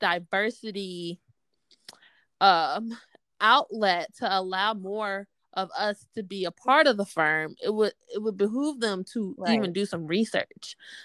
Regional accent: Atlanta, Georgia, United States; I'm from Atlanta

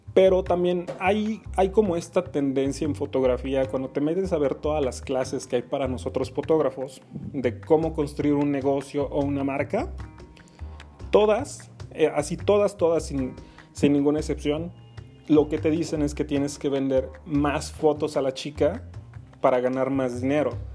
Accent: Mexico City, Mexico; soy fotógrafo de la Ciudad de México, mejor dicho, del oriente de la Ciudad de México

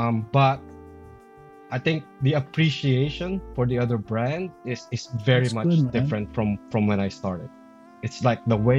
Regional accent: Philippines; I've been around it, like I'm Filipino.

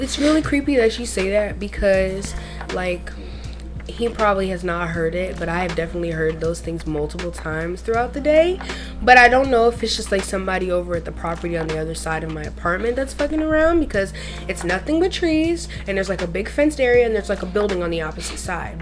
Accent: the Everglades, Florida, United States; I grew up in the Everglades pretty much.

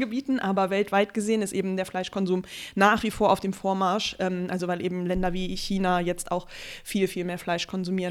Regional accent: Germany; now in Berlin, Germany; es ist in Eifeld, da, wo ich aufgewachsen bin

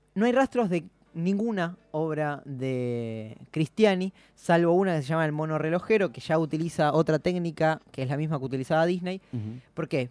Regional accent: Bernal, Buenos Aires Province, Argentina; de Bernal, lugar de donde yo soy

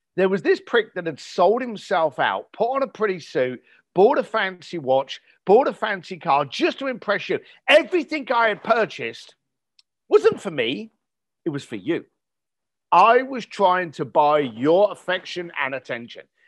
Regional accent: United Kingdom; I was born just outside of London

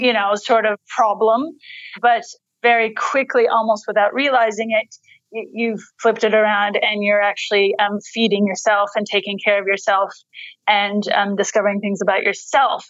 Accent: United States; moved away as an adult; now in Australia; I was born in the United States

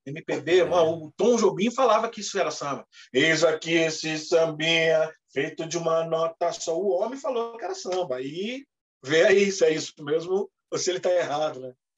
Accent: São Paulo, Brazil; sou nascido e criado no Cangaíba

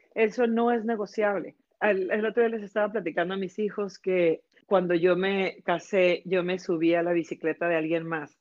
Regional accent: Mexico; moved away as an adult; now in Canada; estaba yo en México muy contenta, trabajé mucho tiempo para la televisora

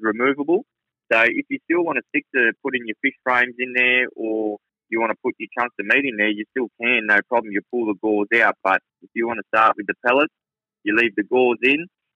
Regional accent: Menangle, New South Wales, Australia; I grew up in a small town called Menengle in New South Wales

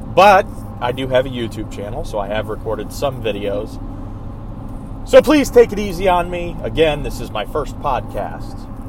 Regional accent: Georgia, United States; now in Michigan, United States; I grew up in Georgia

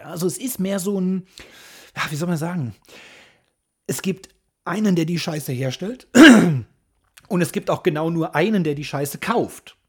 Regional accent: Hesse, Germany; Ich als Hesse sage ja immer Cousin

